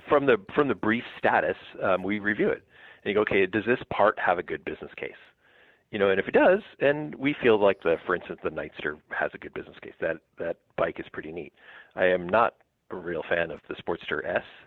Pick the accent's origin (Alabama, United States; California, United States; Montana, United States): California, United States; Southern; moved away as an adult; also born or lived in East Coast; now in Wisconsin, United States; but grew up in SoCal, and most of my career was in SoCal